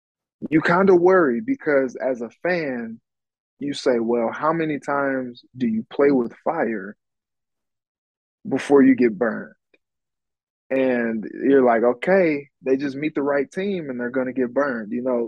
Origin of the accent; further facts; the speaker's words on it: Cincinnati, Ohio, United States; now in Minnesota, United States; People, I came from Cincinnati, and that was something that I kind of understood because, if you're a Bengals fan, you're a Reds fan, people are in misery there.